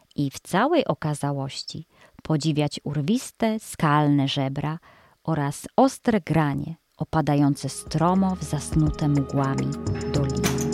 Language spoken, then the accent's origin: Polish; Greater Poland, Poland; moved away; W Wielkopolsce, skąd pochodzę